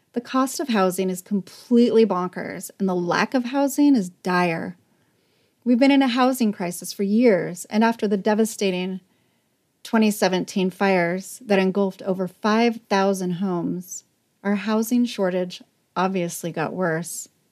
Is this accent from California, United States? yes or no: yes; Northern California, United States; accent: strong Northern California; my strong Northern California accent